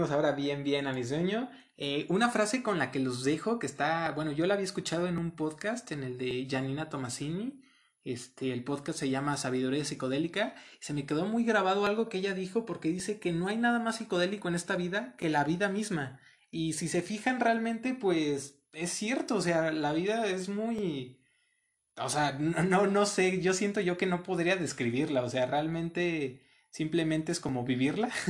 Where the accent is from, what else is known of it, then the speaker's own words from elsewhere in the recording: Puebla, Mexico; now in San Luis, Mexico; aquí en San Luis llevo año y medio, dos años aproximadamente, vengo de Puebla, de un estado que queda en carro como unas seis, siete horas de aquí.